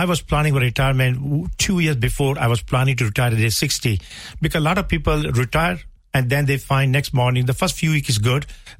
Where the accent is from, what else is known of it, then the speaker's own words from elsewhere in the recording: India; now in Limerick, Ireland; I'm originally from India.